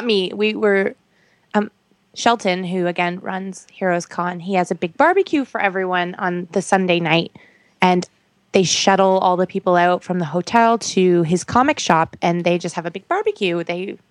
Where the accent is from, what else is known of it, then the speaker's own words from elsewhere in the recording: Canada; I'm from Canada